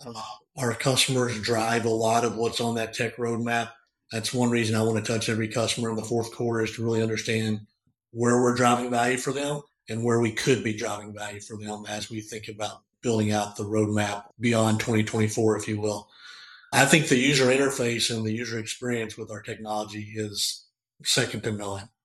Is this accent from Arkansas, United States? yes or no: yes; Northeast Arkansas, United States; I grew up in a small farming community in Northeast Arkansas.